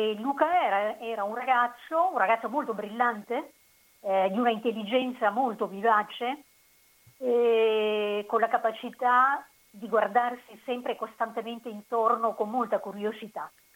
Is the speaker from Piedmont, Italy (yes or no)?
no; Senise, Basilicata, Italy; moved away as an adult; also born or lived in Rome, Italy / Uruguay; io sono originaria della provincia di Potenza, sì. eh, Senisse